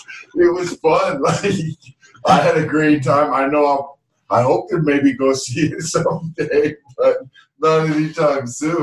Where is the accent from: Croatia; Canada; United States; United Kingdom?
Canada; I'm an urban Canadian.